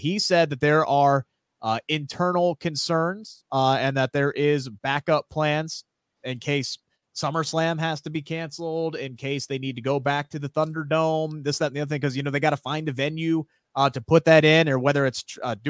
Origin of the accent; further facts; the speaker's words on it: Ohio, United States; here in my home state of Ohio